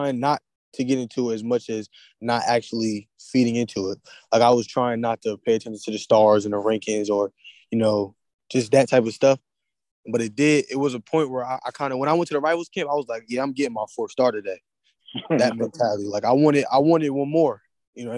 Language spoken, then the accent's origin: English; New Jersey, United States; I'm from New Jersey